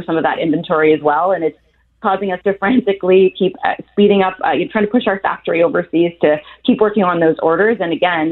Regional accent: Canada; I've been a proud Canadian for my whole life

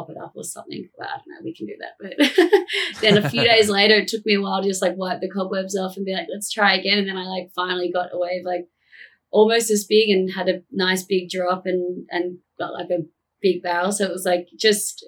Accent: Narrabeen, New South Wales, Australia; I'm from Narrabeen

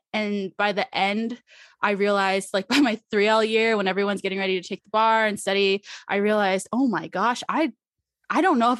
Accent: Arizona, United States; Yes, my whole family born and raised in Arizona.

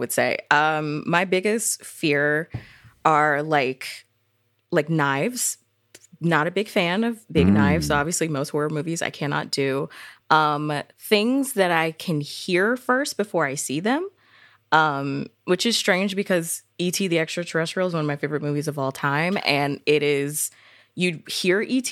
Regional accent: Atlanta, Georgia, United States; I was born and raised in Atlanta, Georgia

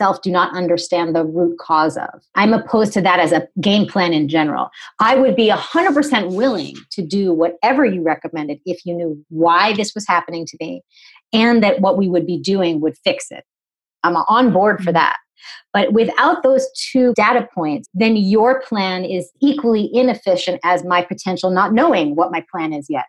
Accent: New England, United States; I'm from New England

